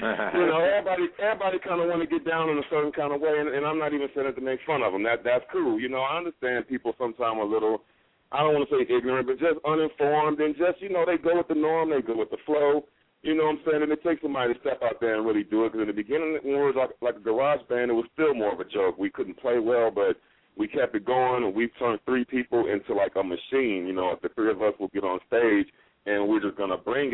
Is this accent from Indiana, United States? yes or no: yes; Gary, Indiana, United States; I grew up in Gary, Indiana